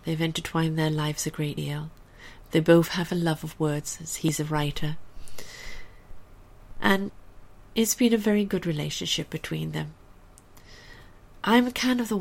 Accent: England, United Kingdom; moved away; also born or lived in South Africa; I was born and raised in England.

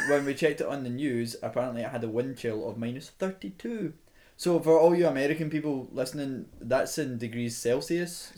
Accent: Scotland, United Kingdom; moved away as an adult; now in Toronto, Canada; I'm not Irish, I'm Scottish

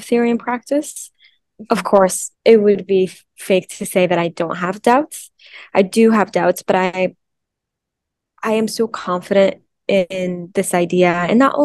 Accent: Mexico; I'm from Mexico, and there's a special connection between, I think, spirituality and my culture and my background being Mexican.

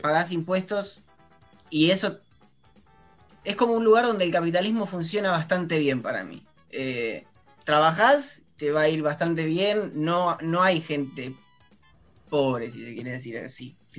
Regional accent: Campana, Buenos Aires Province, Argentina; soy de Campana

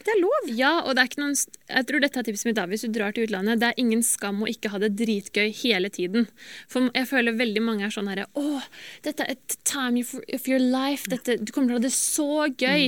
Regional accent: Norway; moved away as an adult; also born or lived in United States; jeg er jo norsk

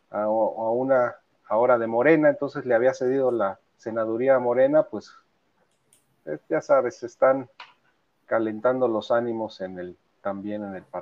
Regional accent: Poza Rica, Veracruz, Mexico; now in Coatepec, Mexico; bueno, yo, ya soy más de Coatepec.

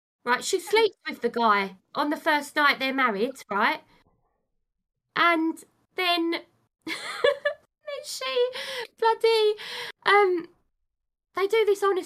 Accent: United Kingdom; I'm British.

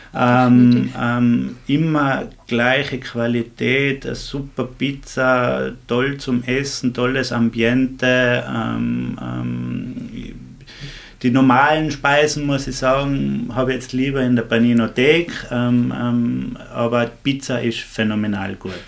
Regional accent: Axams, Tyrol, Austria; in meinem Heimatdorf in Axams

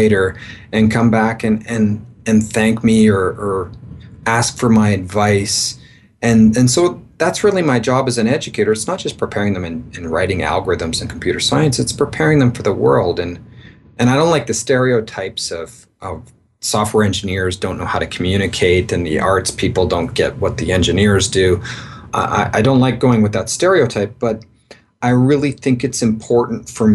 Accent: Victoria, British Columbia, Canada; moved away as an adult; also born or lived in east coast of Canada / Seattle, United States; now in Mexico; So I'm a Canadian. I grew up in Victoria, British Columbia, born and pretty well raised all my life there.

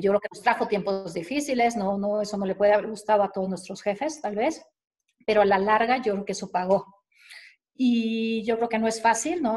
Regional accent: Veracruz, Mexico; also born or lived in Mexico City; me considero jarocha de corazón

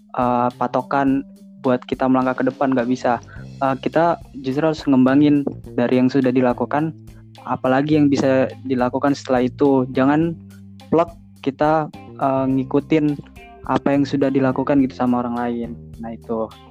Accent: Tangerang, Banten, Indonesia; asalnya Tangerang sebenarnya cuman keluarga semua dari Jawa

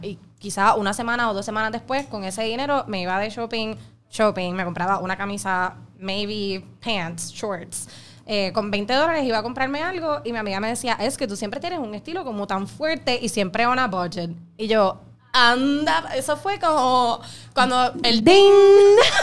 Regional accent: Caguas, Puerto Rico; yo soy de Caguas

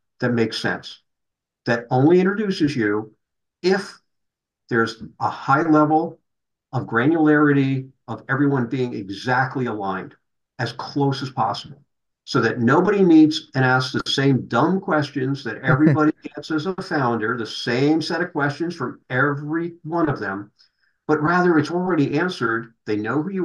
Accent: New Jersey, United States; now in Corvallis, United States; being a New Jersey boy

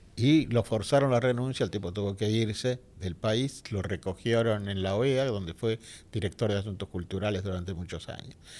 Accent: Buenos Aires, Argentina; also born or lived in Villa Crespo, Buenos Aires; yo soy de Balvanera Norte

